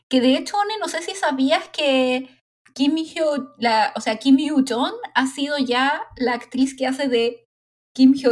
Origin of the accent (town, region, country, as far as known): Chile